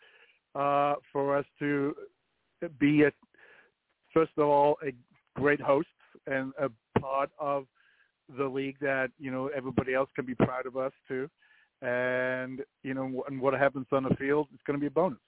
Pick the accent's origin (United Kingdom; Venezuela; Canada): United Kingdom; Wales; moved away as an adult; now in Kansas City, United States; Well, I came to Kansas City, but I'm from Wales. I came to Kansas City in 1985 for 1 year